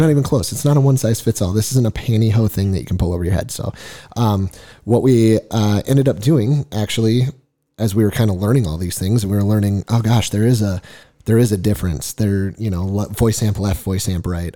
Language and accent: English; Fergus Falls, Minnesota, United States; moved away as an adult; now in Nevada, United States; I was born and raised in Minnesota. Actually, grew up in a small town called Fergus Falls, Minnesota